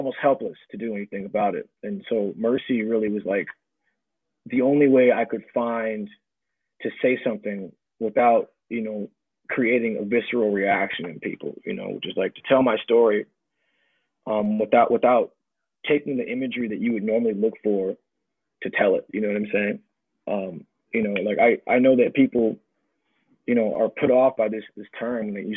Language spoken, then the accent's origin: English; United States; I'm this American child